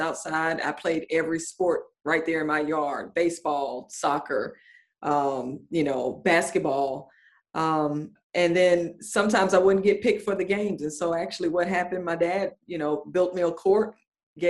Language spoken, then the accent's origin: English; Atlanta, Georgia, United States; my hometown, Atlanta, Georgia